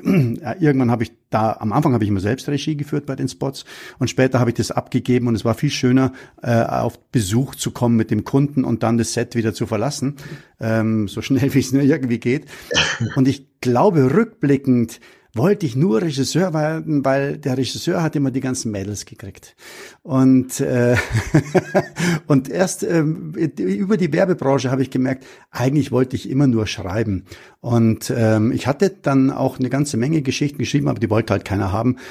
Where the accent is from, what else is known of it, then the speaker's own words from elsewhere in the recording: Munich, Bavaria, Germany; ich bin in München am Hasenbergel aufgewachsen